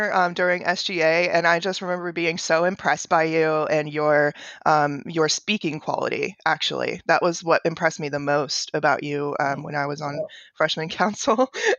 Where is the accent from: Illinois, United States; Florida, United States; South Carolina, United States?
Florida, United States; when I was growing up in Central Florida, very rural Central Florida.